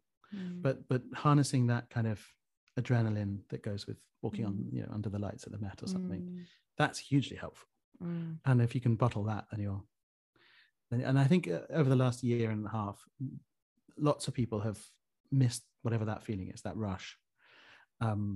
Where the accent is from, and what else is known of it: United Kingdom